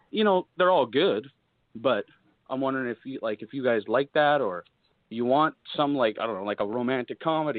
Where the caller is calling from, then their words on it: British Columbia, Canada; British Columbia, Canada.